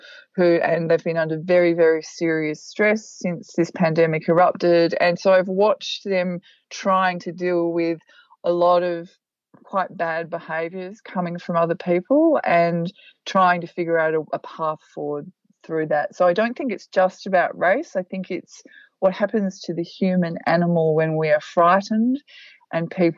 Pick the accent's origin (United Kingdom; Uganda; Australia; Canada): Australia; I was born in Australia